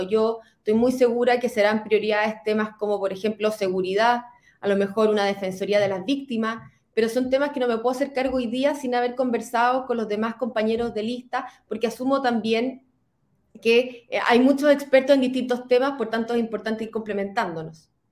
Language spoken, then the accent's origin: Spanish; Chile